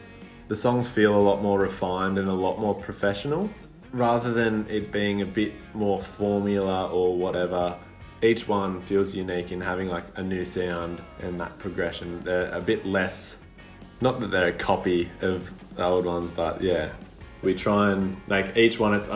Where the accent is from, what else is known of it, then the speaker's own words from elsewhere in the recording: Ulladulla, New South Wales, Australia; now in Wollongong, Australia; I grew up in Ulladulla, which is a small little surf coastal town